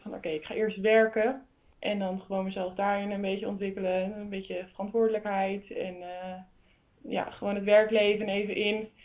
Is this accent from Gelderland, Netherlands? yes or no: yes; Zutphen, Gelderland, Netherlands; ik kom dus uit Zutphen